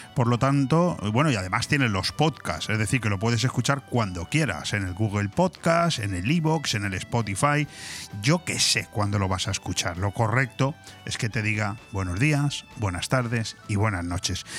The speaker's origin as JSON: {"language": "Spanish", "country": "Spain", "said": "la lengua oficial de nuestro país"}